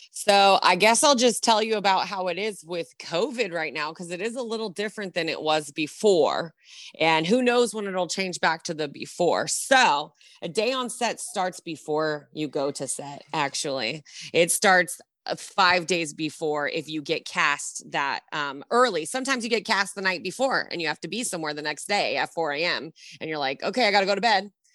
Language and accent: English; Long Beach, California, United States; I am a SoCal native. I'm from Long Beach